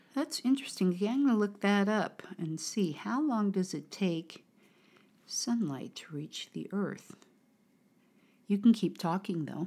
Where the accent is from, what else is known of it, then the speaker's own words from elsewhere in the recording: United States; from America